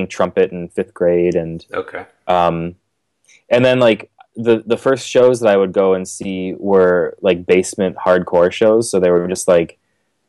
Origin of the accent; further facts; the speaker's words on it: Glen Ellyn, Illinois, United States; I grew up in Glen Ellyn, Illinois.